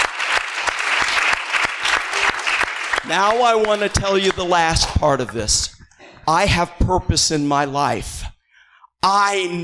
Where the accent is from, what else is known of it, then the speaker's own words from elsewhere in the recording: Northern Illinois, United States; moved away; I'm from Northern Illinois